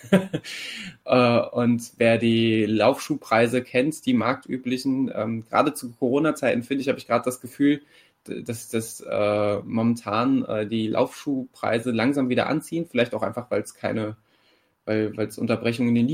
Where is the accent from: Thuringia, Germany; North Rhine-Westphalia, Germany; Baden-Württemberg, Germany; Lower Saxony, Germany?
North Rhine-Westphalia, Germany; Mettmann; Fahrradtour von Gießen in, in meine Heimat nach Mettmann gemacht habe